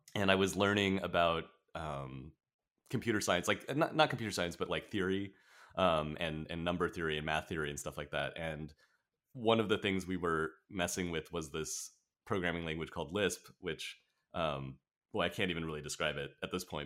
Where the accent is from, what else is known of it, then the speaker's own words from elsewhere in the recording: Orange County, Southern California, United States; also born or lived in Riverside, California; mostly in Orange County is, um, where I've spent most of my life